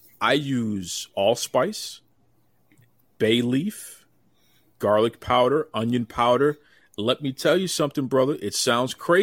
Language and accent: English; Boston, Massachusetts, United States; I'm born and raised in Boston